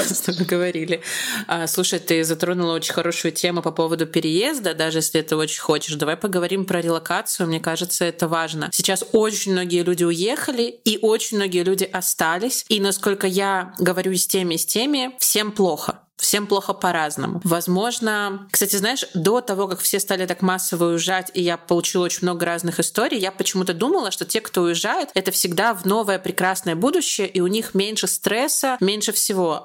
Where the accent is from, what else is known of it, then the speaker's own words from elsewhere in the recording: Belarus; я из Беларуси